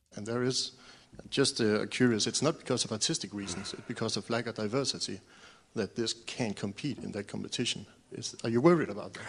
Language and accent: English; Denmark; I'm from Denmark